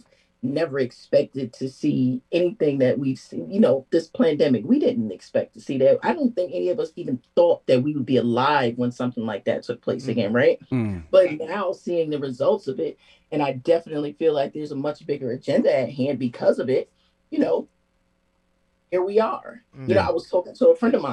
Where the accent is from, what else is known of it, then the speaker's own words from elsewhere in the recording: New Haven, Connecticut, United States; growing up in New Haven